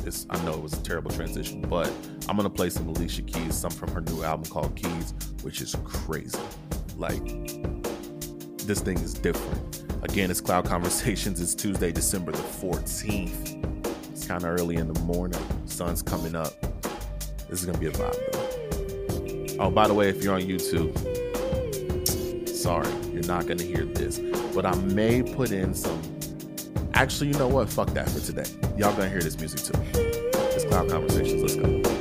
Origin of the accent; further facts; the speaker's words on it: Kentucky, United States; my home state of Kentucky